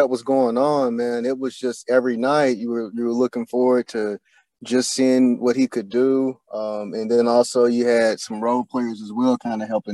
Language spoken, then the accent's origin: English; Louisville, Kentucky, United States; moved away as an adult; now in Indianapolis, United States; I'm originally from Louisville, Kentucky.